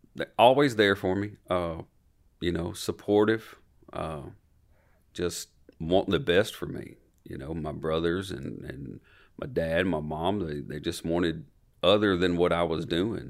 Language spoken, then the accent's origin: English; Franklin, Tennessee, United States; born or raised there